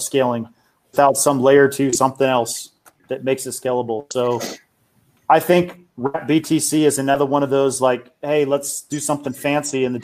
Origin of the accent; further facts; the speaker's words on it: United States; I'm American